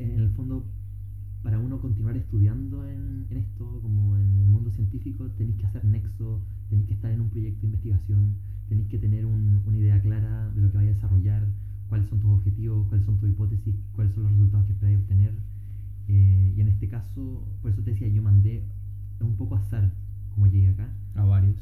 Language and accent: Spanish; Valparaíso, Chile; moved away as an adult; also born or lived in Viña del Mar; now in Wellington, New Zealand; soy oriundo de Chile, em, nací en Valparaíso, bueno, no, de hecho nací en Viña, pero crecí y he vivido toda mi vida en Valparaíso